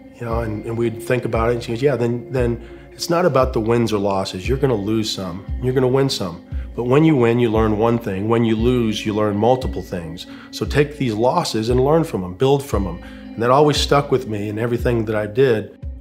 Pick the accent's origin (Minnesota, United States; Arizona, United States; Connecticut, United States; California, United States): Arizona, United States; Phoenix; moved away as an adult; now in Charlotte, United States; we were in Phoenix, Arizona, which is where I'm originally from, in front of my home crowd, uh, my hometown